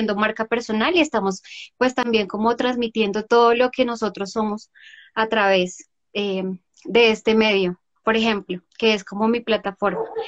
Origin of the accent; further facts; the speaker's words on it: Bogotá, Colombia; yo soy eh, Rola, no tan Rola como tú, pero eh, bueno, yo nací aquí y me encanta Bogotá